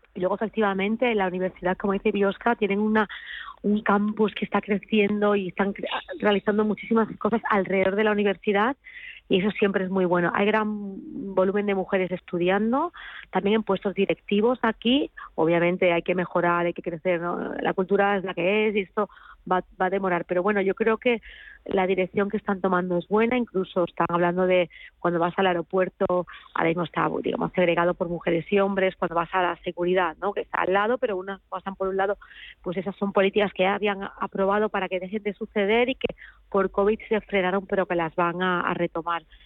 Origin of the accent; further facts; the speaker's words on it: Spain; yo como española